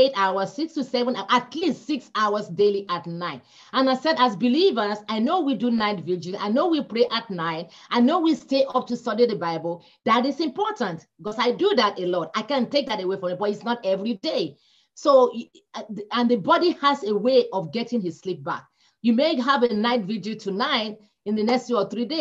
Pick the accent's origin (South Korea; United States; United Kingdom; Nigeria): Nigeria; moved away; come from Nigeria. We don't have winter.